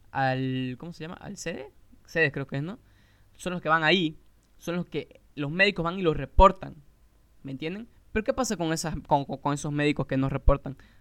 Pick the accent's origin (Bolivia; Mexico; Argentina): Bolivia; Santa Cruz de la Sierra, Santa Cruz